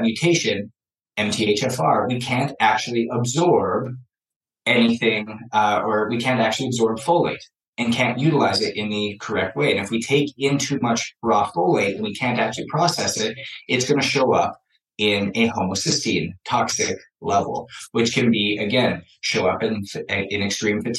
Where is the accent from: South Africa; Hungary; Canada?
Canada; I was born in Canada, hockey player